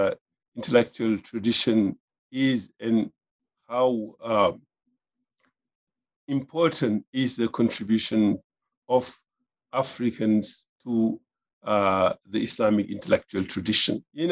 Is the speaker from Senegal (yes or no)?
yes; Senegal; moved away as an adult; also born or lived in France; I was born in Senegal, and I grew up there, received primary and secondary education in public schools in Senegal, in the French language. But simultaneously, I also attended Quranic school and received also higher Islamic education.